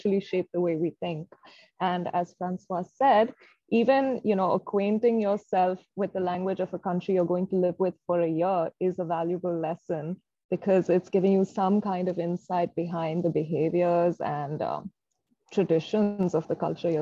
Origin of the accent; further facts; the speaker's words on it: Bangalore, Karnataka, India; moved away as an adult; now in Budapest, Hungary; I was born and raised in Bangalore, currently based in Budapest